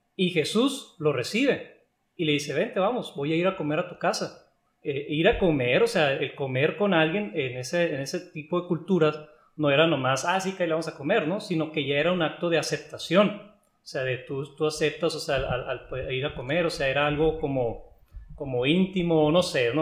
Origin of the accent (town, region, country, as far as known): Mexico